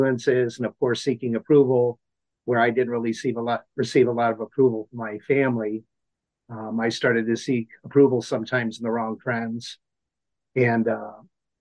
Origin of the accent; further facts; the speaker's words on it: Akron, Ohio, United States; also born or lived in Cuyahoga Falls, Ohio; born and raised in Akron, Ohio. Actually, I spent my younger years in Cuyahoga Falls